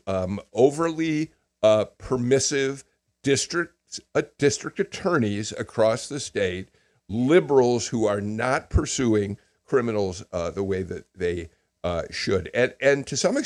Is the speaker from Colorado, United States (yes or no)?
no; Chicago, Illinois, United States; moved away; I grew up in Chicago